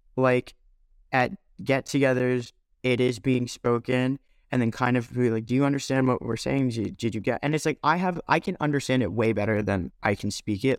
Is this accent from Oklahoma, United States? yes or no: no; New York, United States; there was a great amount of diversity where I grew up in New York